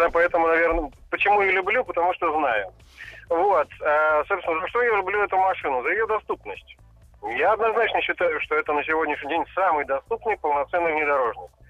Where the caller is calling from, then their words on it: Saint Petersburg, Russia; Слушайте, я из Петербурга, у меня тоже вечер